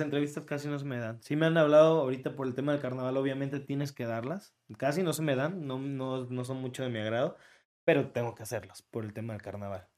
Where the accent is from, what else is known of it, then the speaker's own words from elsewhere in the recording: Tlacotalpan, Veracruz, Mexico; accent: jarocho; now in Veracruz, Mexico; yo soy de Tlacotalpan. Yo nací en Tlacotalpan